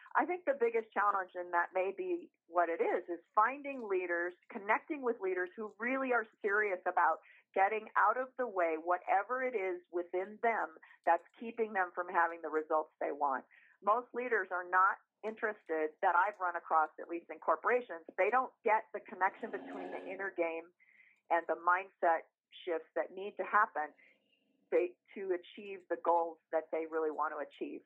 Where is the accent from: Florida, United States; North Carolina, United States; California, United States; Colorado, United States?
California, United States; Sierra foothills, Northern; also born or lived in Bay Area, California; I grew up in a little um, gold mining town in the Sierra foothills of California, Northern California.